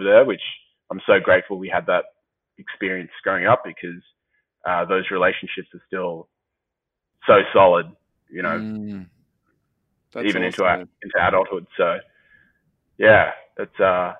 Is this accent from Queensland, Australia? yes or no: no; Sydney, New South Wales, Australia; Sydney, man. I was a Sydney boy.